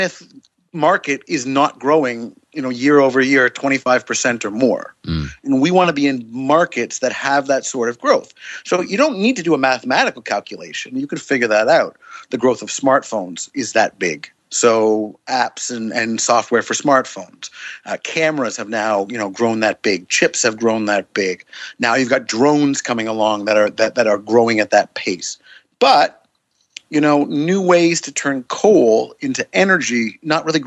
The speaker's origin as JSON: {"language": "English", "country": "Canada", "said": "I'm a Canadian"}